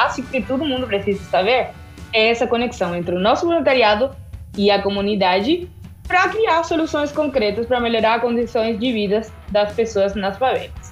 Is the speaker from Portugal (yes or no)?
no; Argentina; Portuguese is a second language; moved away as an adult; now in Brazil; é, eu sou da Argentina, tenho 27 anos, cheguei no Brasil faz dois anos que eu tô aqui.